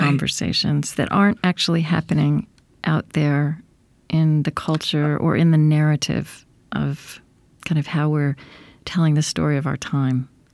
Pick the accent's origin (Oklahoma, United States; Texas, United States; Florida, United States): Oklahoma, United States; also born or lived in Minnesota; now in Saint Paul, United States; I, I grew up in Oklahoma